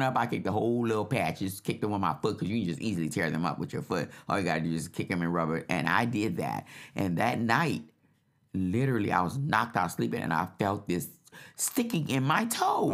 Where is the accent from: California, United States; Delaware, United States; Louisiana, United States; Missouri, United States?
Louisiana, United States; New Orleans; I'm from New Orleans